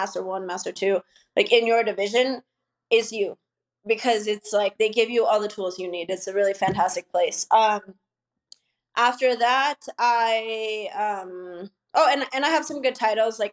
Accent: Idaho, United States; also born or lived in Los Angeles / San Diego; now in Mexico; I'm from Idaho.

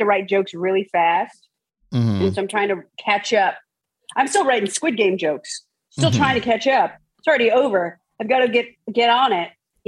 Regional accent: San Francisco, California, United States; Yes, in San Francisco.

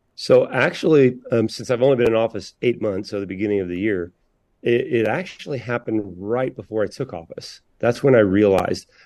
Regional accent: Indiana, United States; I'm from Indiana

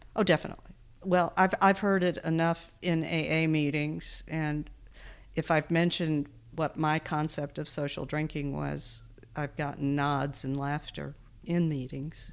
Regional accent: Texas, United States; also born or lived in Wisconsin; now in Bozeman, United States; I grew up in Texas, mostly, uh, Wisconsin and Texas, but mostly Texas. So that's where I say I'm from, and that's where my accent comes

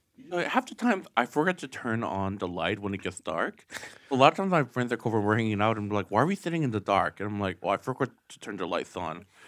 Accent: Okemos, Michigan, United States; I'm from Michigan

